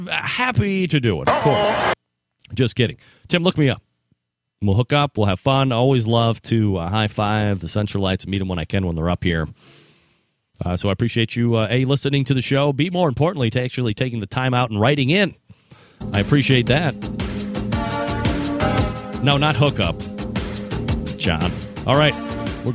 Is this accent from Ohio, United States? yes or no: yes; Cleveland, Ohio, United States; now in Columbus, United States; I grew up in Old Brooklyn, which is on Cleveland's near west side, for those that don't know, and relocated to CBUS in the late 1990s.